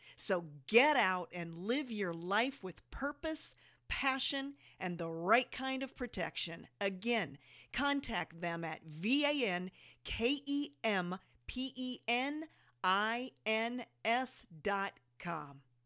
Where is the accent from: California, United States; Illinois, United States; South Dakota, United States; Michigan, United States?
South Dakota, United States; now in Las Vegas, United States; Jody and I moved from one of the coldest places